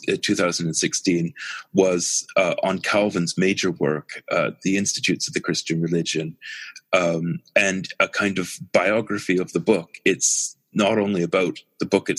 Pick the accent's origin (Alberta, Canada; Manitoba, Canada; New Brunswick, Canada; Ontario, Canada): Manitoba, Canada; Winnipeg; moved away; also born or lived in Halifax, Nova Scotia; I have enormous affection for Winnipeg, because that's where I grew up